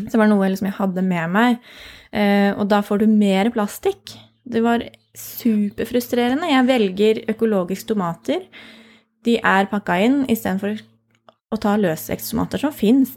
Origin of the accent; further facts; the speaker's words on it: Andebu, Vestfold, Norway; also born or lived in Lillesand / Caribbean island / Nøtterøy; now in Tønsberg, Norway; Jeg kommer fra Andebu, så jeg bor jo nesten hjemme